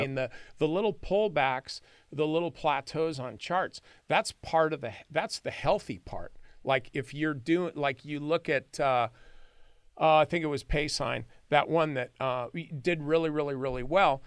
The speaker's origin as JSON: {"language": "English", "area": "San Joaquin Valley", "region": "California", "country": "United States", "tie": "born or raised there", "said": "I grew up in the San Joaquin Valley"}